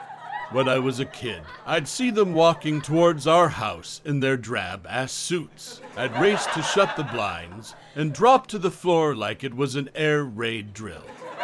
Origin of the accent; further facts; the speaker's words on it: Canada; now in France; I grew up in Canada, but I live on an island now, just off the coast of France.